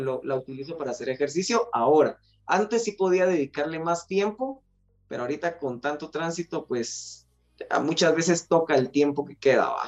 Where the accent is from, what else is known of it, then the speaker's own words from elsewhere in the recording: Guatemala; somos guatemaltecos de una región central